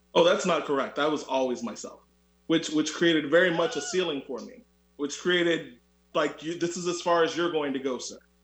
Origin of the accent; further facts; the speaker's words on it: Orlando, Florida, United States; I'm also from Orlando, Florida.